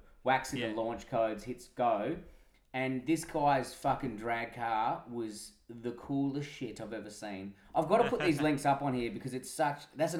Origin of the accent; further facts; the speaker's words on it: Perth, Western Australia, Australia; I'm from Perth.